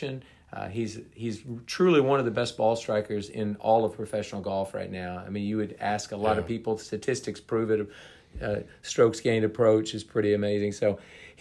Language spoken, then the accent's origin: English; Oklahoma, United States; moved away as an adult; also born or lived in Texas; I'm obviously from Oklahoma, so I didn't live in Texas until I got to Baylor